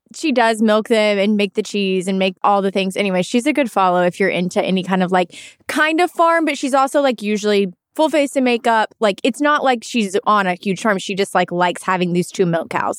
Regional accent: Arkansas, United States; I'm not from a farm at all, but I'm from Arkansas

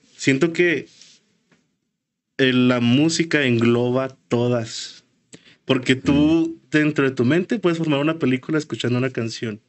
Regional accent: Ciudad Juárez, Chihuahua, Mexico; venimos de Juárez

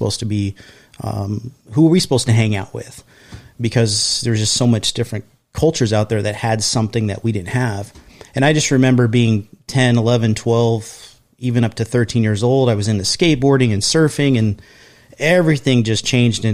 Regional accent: San Diego, California, United States; I grew up in an area called East San Diego, or known as City Heights.

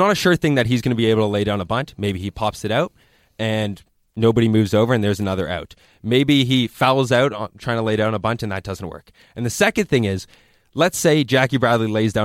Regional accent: Canada; As a Canadian.

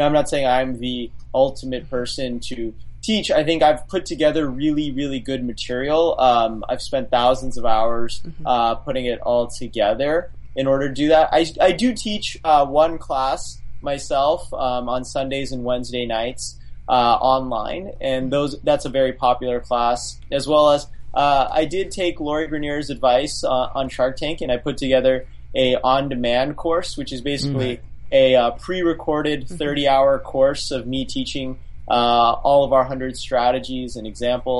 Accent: Las Vegas, Nevada, United States; I grew up in Las Vegas, so Clark County School District is the name of the school district

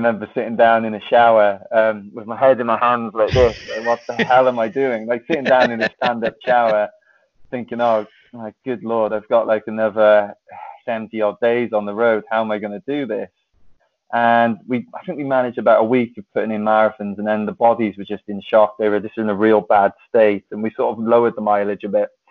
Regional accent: Wales, United Kingdom; So Wales is my home country

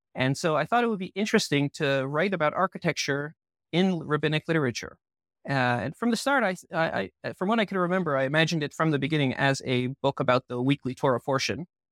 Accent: Southfield, Michigan, United States; moved away as an adult; also born or lived in Toronto, Canada / Israel; now in Jerusalem, Israel; I was born in Toronto, and I moved to Southfield, Michigan, which is a suburb of Detroit, when I was seven.

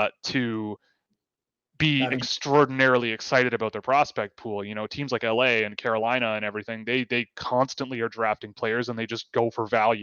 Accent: Canada; I'm a Canadian.

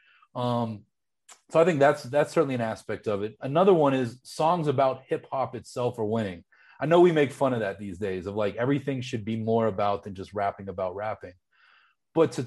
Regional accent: Pittsburgh, Pennsylvania, United States; I remember growing up in Pittsburgh

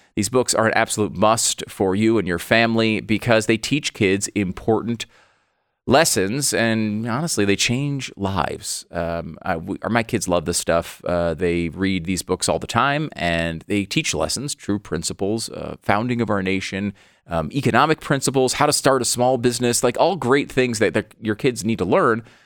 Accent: United States; as an American

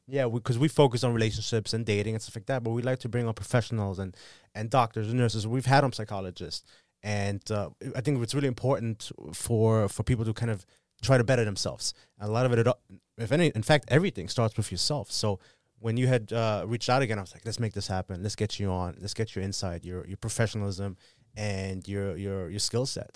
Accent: Germany; moved away; I'm from Germany

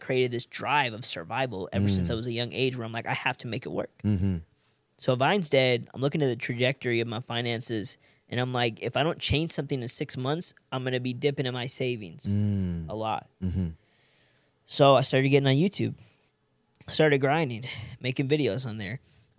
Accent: India; now in Los Angeles, United States; Okay, so I'm Indian, right?

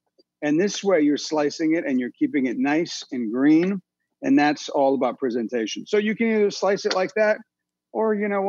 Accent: France; also born or lived in Italy; I was born and raised in France and Italy.

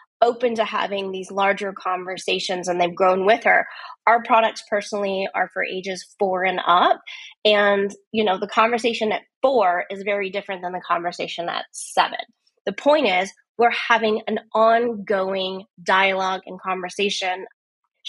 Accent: United States; I'm from the United States

